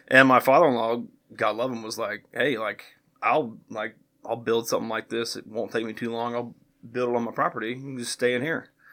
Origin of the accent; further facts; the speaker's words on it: Greenwood, Indiana, United States; now in Franklin, United States; I grew up just south of here in Greenwood, went to Greenwood High School, went to Ball State University